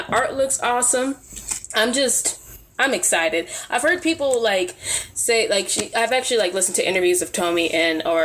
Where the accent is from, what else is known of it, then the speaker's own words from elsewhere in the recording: United States; I African American, born and raised in America